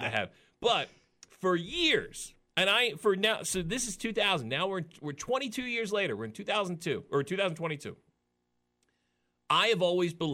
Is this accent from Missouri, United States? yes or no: no; Philadelphia, Pennsylvania, United States; I'm from Philly